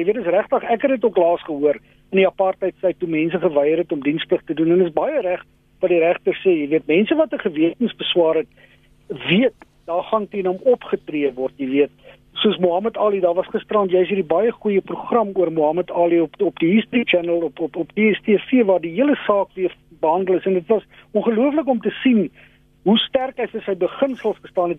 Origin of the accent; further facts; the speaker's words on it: South Africa; ons as Suid-Afrikaners